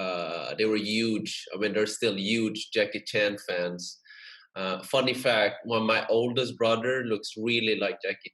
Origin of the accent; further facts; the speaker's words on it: Sweden; growing up in Sweden, there are not a lot of Asians, you know. So yeah. I thought that was cool. And I grew up in a small town, you know, in Sweden. We're only 10,000 people